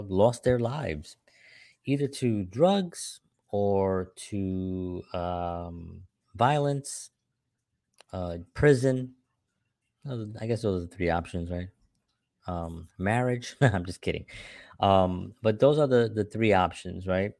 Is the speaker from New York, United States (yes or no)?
yes; New York City, New York, United States; I grew up in the South Bronx, during the seventies and the eighties